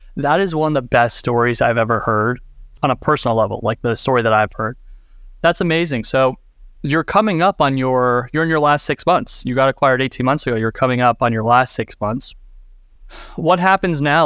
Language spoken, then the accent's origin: English; United States; as an American